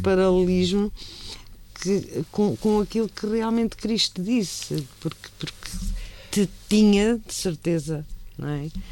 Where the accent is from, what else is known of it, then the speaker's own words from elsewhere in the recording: Tomar, Santarém District, Portugal; a minha terra claro. e Tomar